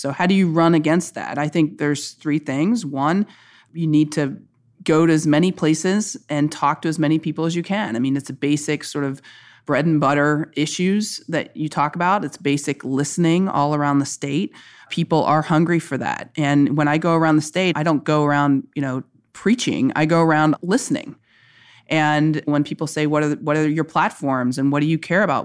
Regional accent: Kentucky, United States; I'm just somebody who's an American, who's a Kentuckian

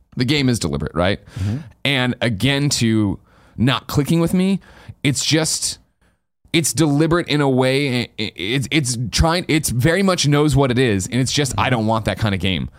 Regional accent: United States; I'm super American

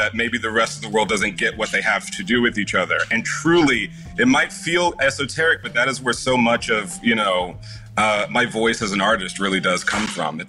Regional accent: the South, United States; No one was teaching me how to do that growing up in the South.

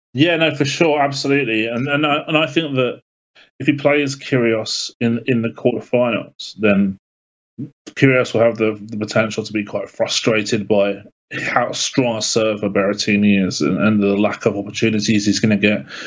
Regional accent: United Kingdom; being British

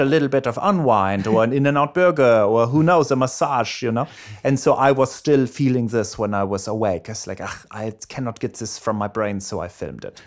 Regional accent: Erlangen, Bavaria, Germany; accent: German; moved away; I was born in Germany, in Erlangen, Germany

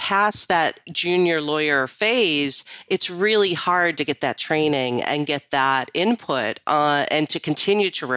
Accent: Rochester, New York, United States; I was born and raised in Rochester, New York.

